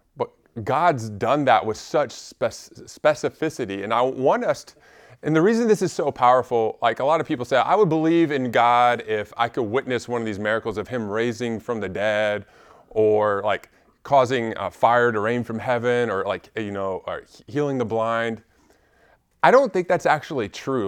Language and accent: English; Alabama, United States; also born or lived in Washington State; we moved to Alabama from Washington State when I was nine